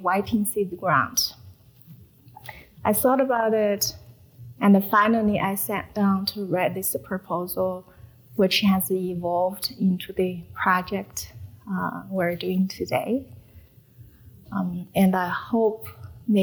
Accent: China; English is a second language; moved away as an adult; now in Salt Lake City, United States; staying connected with my people, relatives, siblings, parents, back in China and trying my best not forgetting my first language

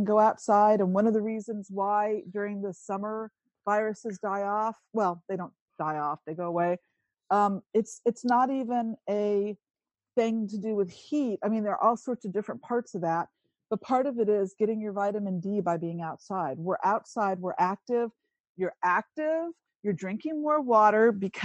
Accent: Italy; moved away; I grew up in Italy

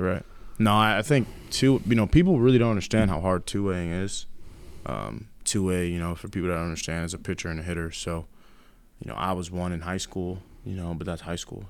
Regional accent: New York, United States; moved away; growing up in New York

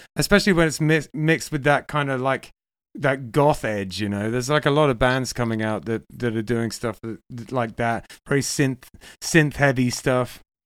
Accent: England, United Kingdom; moved away; also born or lived in Manchester; I'm English

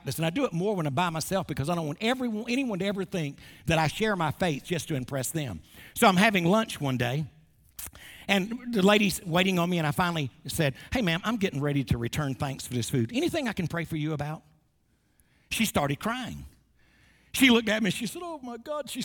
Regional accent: Wilmington, North Carolina, United States; Wilmington, North Carolina, my hometown

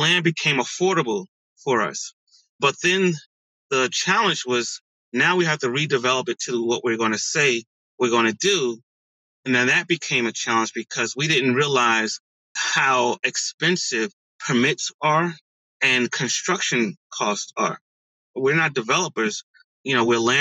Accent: East Orange, New Jersey, United States; also born or lived in Newark; I was born in Newark, grew up in East Orange

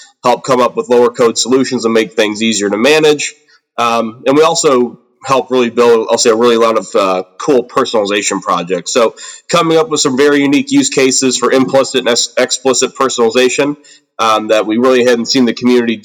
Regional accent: Aurora, Illinois, United States; I'm from the Chicago suburbs here in the United States. The city I'm from is actually called Aurora.

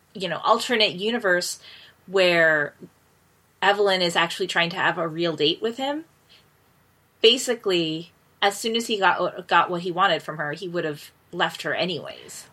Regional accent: United States; moved away; also born or lived in Ecuador; I had never lived outside of the US.

